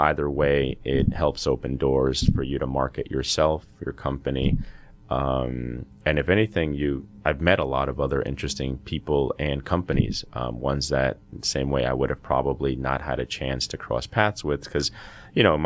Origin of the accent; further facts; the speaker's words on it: the Northeast, the New York area, United States; moved away as an adult; also born or lived in Peru / Boston, United States; now in Georgia, United States; So, I was born in Peru. Immigrated here to the States at the age of 5. Grew up in the Northeast, the New York area